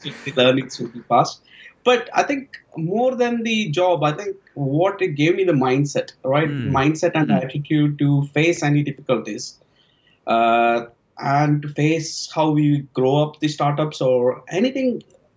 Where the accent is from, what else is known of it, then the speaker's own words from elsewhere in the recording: Belgaum, Karnataka, India; moved away as an adult; also born or lived in Bangalore / Malaysia / Manchester / London; now in United Kingdom; born and brought up in Belgaum. It's the northern part of Karnataka